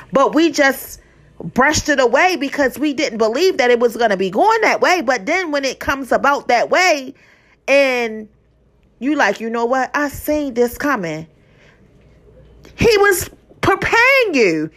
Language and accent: English; Baltimore, Maryland, United States; I'm from Baltimore, Maryland